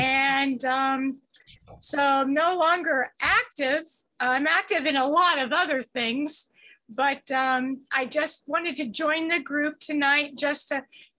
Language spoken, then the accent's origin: English; Columbus, Ohio, United States; from Columbus, Ohio